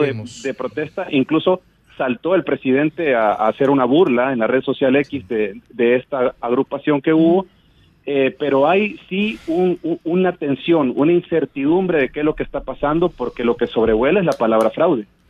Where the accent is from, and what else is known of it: El Salvador